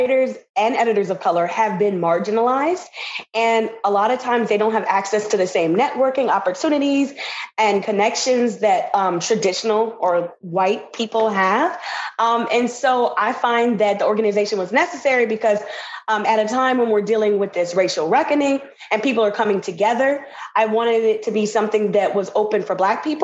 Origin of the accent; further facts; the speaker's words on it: New Orleans, Louisiana, United States; moved away as an adult; now in Puerto Rico; I'm from New Orleans, Louisiana, and I am born and raised in the South